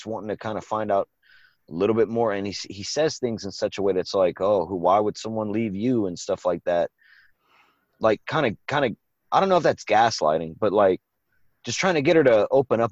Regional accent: Evangeline Parish, Louisiana, United States; I was born in Evangeline Parish

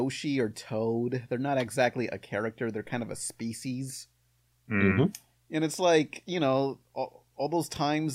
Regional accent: United States

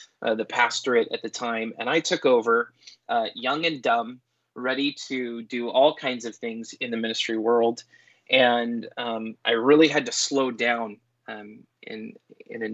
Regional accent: Conway, Washington, United States; also born or lived in Everett, Washington / Sedro-Woolley, Washington; I grew up first in Everett, then in Conway, which is like 20-ish minutes from Cedar Woolley.

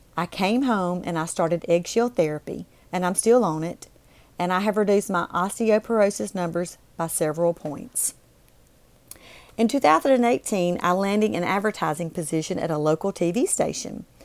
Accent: Mississippi, United States; moved away as an adult; also born or lived in Alabama; I moved back to my home state of Mississippi

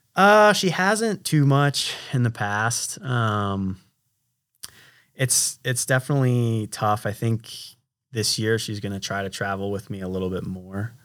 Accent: United States; I'm an American

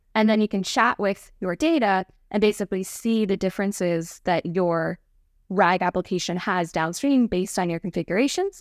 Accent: Westchester, New York, United States; moved away as an adult; also born or lived in Oregon; now in Bay Area, United States; From Westchester

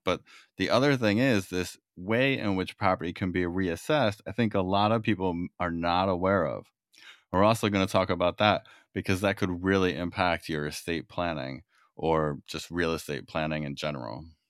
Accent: New York, United States; now in California, United States; I'm from New York originally

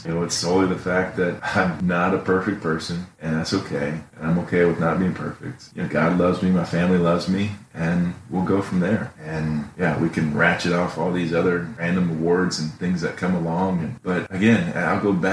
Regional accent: Ohio, United States; now in Indiana, United States; Proud to say I grew up in Ohio

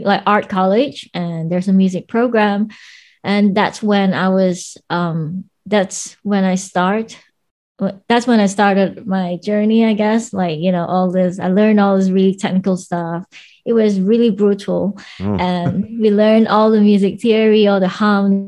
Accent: Malaysia; moved away as an adult; now in London, United Kingdom; Yes, I was born and raised in Malaysia until 2016. Then I moved to London

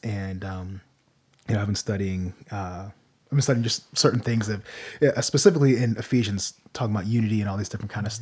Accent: United States

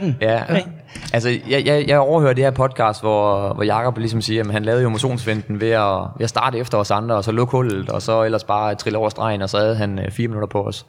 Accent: North Jutland, North Denmark Region, Denmark; moved away; Jeg er jo oprindelig fra Nordjylland

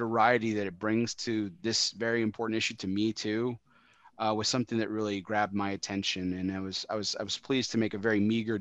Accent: El Paso, Texas, United States; my hometown, speaking of El Paso

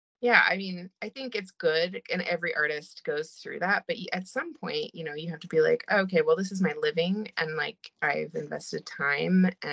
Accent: China; moved away; I grew up in China, and I was obsessed with going to the markets there

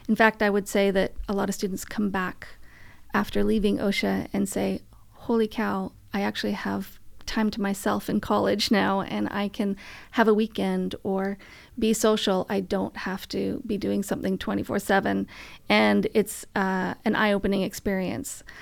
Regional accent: Vancouver, British Columbia, Canada; moved away; I'm from Vancouver

